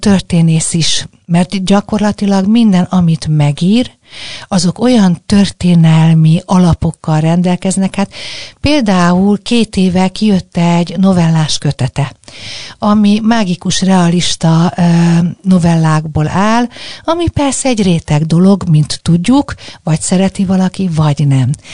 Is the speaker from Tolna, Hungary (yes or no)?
no; Budapest, Hungary; én ugye a hetedik kerületben nőttem föl